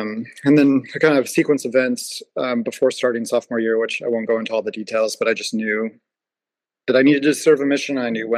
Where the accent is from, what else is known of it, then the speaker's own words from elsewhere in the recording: Washington, United States; So my parents were both converts to the church. I grew up in Washington State.